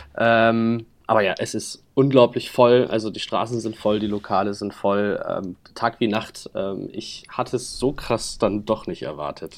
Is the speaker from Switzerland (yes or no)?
no; Hamburg, Germany; auf der Reeperbahn bei uns in Hamburg